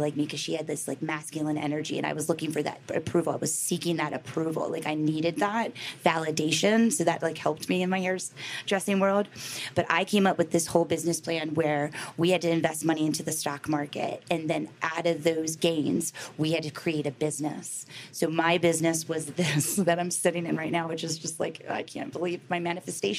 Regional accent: Baltimore, Maryland, United States; I grew up in Baltimore City.

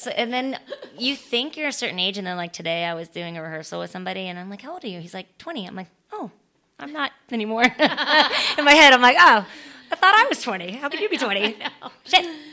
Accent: Florida, United States; also born or lived in San Francisco, California; I was born in San Francisco, and we moved when I was two, and I, so I don't remember any of it. And we moved to Florida

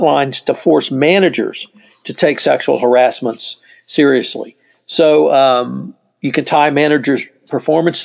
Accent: Texas, United States; as a Texan

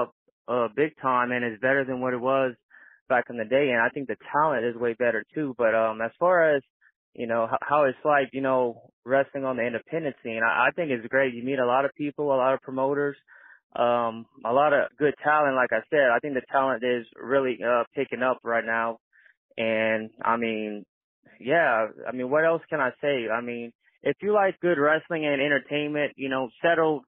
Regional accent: Louisiana, United States; my home state for 225.

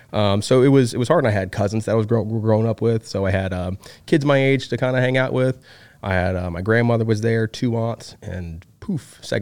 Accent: Hartford, Connecticut, United States; moved away; I'm originally from Hartford, Connecticut. Really? I'm up northeastern guy. I'm a Yankee. I still have family up there.

